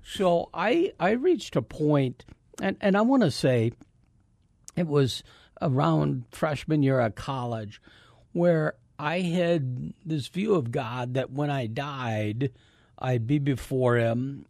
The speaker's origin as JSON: {"language": "English", "town": "Davenport", "region": "Iowa", "country": "United States", "tie": "born or raised there", "moved": "as an adult", "said": "I grew up in Davenport, Iowa."}